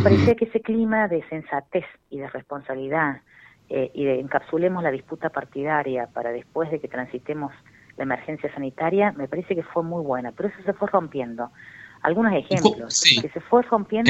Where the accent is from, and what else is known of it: Argentina